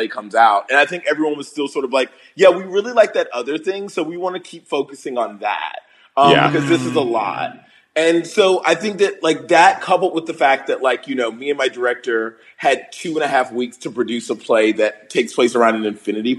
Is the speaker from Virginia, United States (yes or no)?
yes; Virginia, United States; moved away as an adult; also born or lived in Chicago / Los Angeles; In Virginia, in like a small town in Virginia